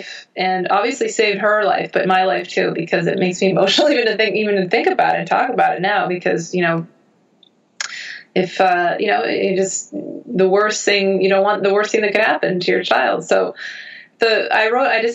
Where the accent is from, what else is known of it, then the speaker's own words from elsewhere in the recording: United States; I'm American